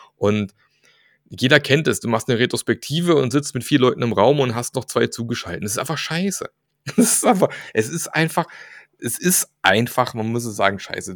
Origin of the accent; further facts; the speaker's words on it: Germany; in unserer deutschen Ingenieurskultur